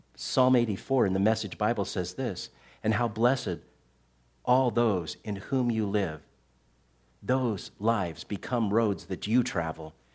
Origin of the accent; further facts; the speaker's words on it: Tucson, Arizona, United States; I grew up in Tucson, Arizona